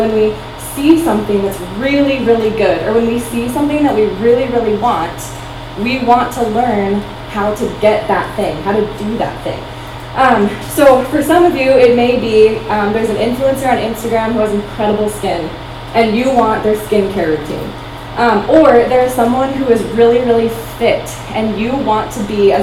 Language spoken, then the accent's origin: English; Iowa, United States; moved away; also born or lived in Minnesota; I grew up in Iowa, and then we moved to Minnesota